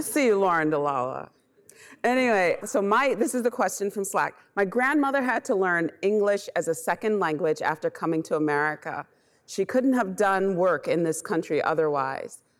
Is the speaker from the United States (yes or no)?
no; Bahamas; moved away; I'm originally from the Bahamas, so I'm an immigrant.